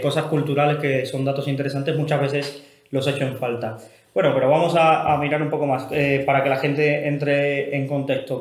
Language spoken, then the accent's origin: Spanish; Cuba; yo que soy cubano